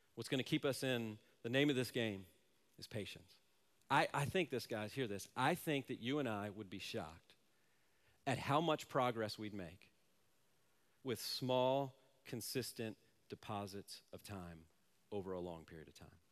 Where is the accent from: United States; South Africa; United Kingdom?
United States; Silver Spring, Maryland; also born or lived in Manassas, Virginia / Washington, D.C.; I grew up in, uh, Silver Spring, Maryland, Manassas, Virginia, Washington, D C area